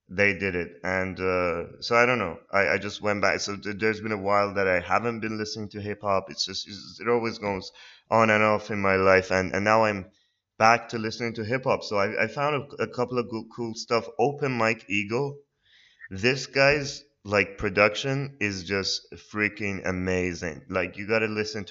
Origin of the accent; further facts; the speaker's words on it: Iran; moved away; I'm from Iran